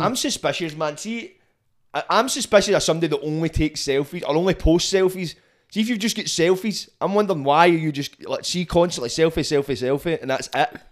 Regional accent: Scotland, United Kingdom; it's great being Scottish

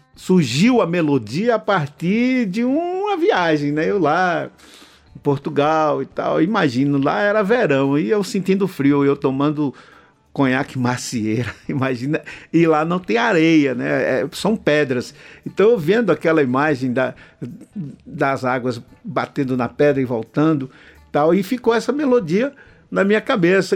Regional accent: Bom Jesus da Lapa, Bahia, Brazil; moved away; also born or lived in Sento Sé / Salvador; Eu nasci em Santo Sé, mas me criei em Bom Jesus da Lapa. Né, que fica no oeste da Bahia

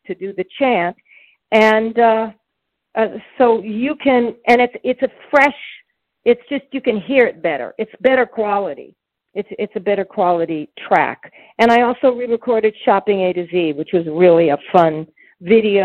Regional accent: United States; as an American girl

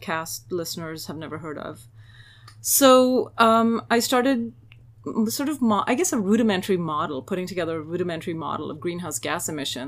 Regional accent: India; moved away as an adult; now in United States; So I grew up in India, actually, and lived there for the first 20 years of my life. And then I came to the United States

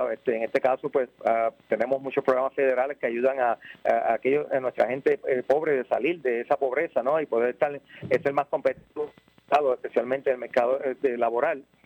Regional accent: Yauco, Puerto Rico; also born or lived in Ponce; soy nacido en Ponce, eh, pero criado en Yauco y todavía vivo en Yauco.

